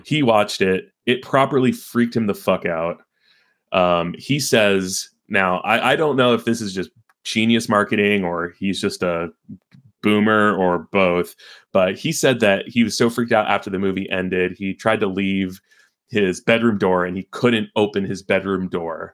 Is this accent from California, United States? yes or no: yes; Carlsbad, California, United States; I'm from San Diego, uh, specifically from Carlsbad, California